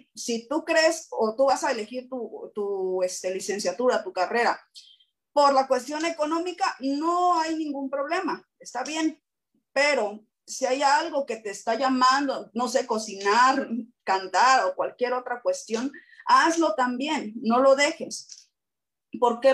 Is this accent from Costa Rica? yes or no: no; Acapulco, Guerrero, Mexico; moved away as an adult; now in Oaxaca, Mexico; yo soy de Acapulco